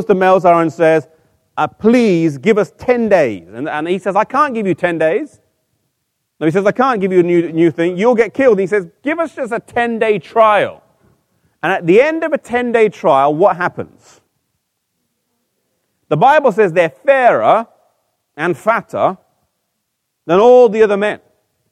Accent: England, United Kingdom; I'm from England, but I'm half Icelandic and half Mauritian.

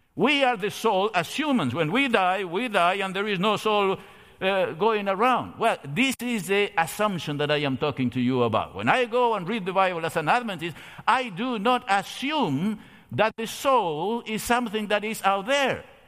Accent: Argentina; moved away; I come from Argentina

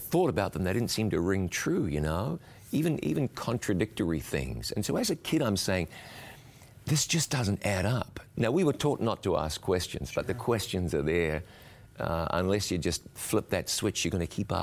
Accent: New Zealand; I was born and raised in New Zealand and had the benefit of being raised in a church-going home

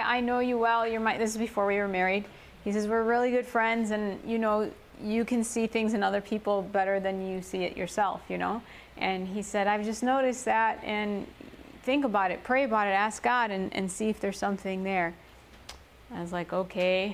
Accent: Chicago, Illinois, United States; English is a second language; I grew up in Chicago, you know, concrete jungle

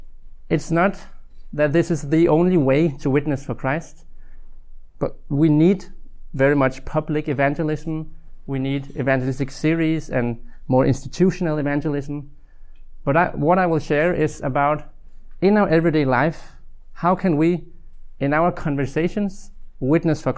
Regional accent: Denmark; I'm from Denmark, currently living in Odense

